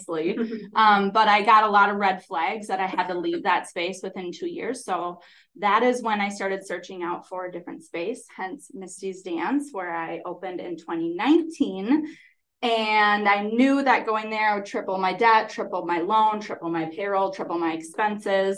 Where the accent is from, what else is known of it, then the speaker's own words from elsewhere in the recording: Holmen, Wisconsin, United States; I'm from Holman, so I really wanted to teach in my hometown